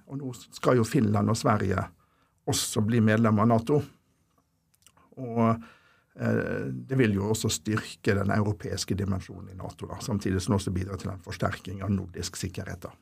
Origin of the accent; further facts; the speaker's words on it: Ålesund, Møre og Romsdal, Norway; moved away as an adult; also born or lived in Molde / Oslo; jeg er jo egentlig fra Ålesund opprinnelig, så jeg tok eh, videregående skole